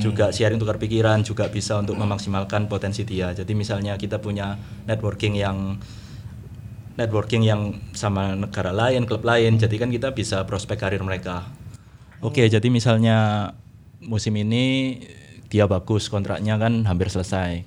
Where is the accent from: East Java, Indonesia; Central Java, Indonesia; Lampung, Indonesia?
East Java, Indonesia; Surabaya; saya orang Surabaya